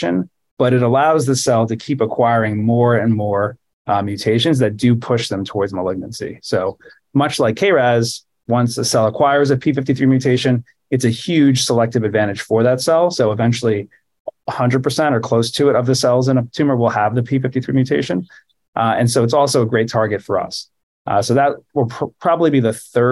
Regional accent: New York City, New York, United States; I grew up in New York City.

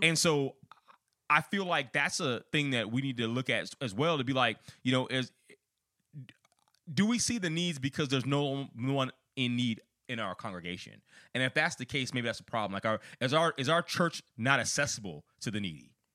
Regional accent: outside Chicago, Illinois, United States; I'm from Illinois. I'm from outside Chicago

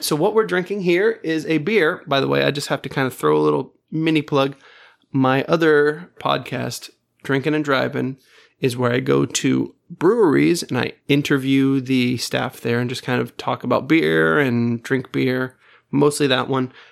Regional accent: Space Coast, Florida, United States; I'm from the Space Coast

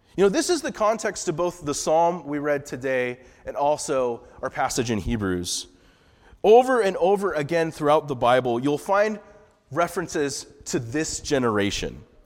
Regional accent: Santa Maria, California, United States; moved away as an adult; about three and a half hours, uh, north of L A is my hometown, a little, not really a little town, kind of a unknown town called Santa Maria.

